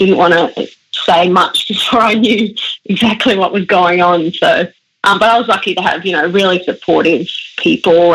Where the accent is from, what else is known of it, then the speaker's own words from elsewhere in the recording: Australia; English is a second language; my family decided to move to Australia